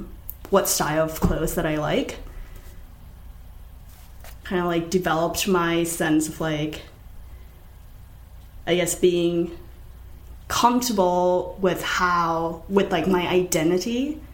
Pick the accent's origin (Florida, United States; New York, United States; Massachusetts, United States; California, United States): Massachusetts, United States; Nantucket; because I grew up on Nantucket. And the only stores on Nantucket are, like, super preppy stuff, or just, like, t-shirts and sweatshirts or whatever that just says Nantucket.